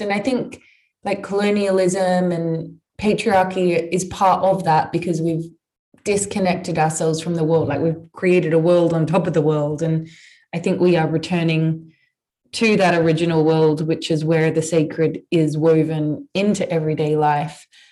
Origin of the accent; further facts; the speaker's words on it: Australia; I grew up in Australia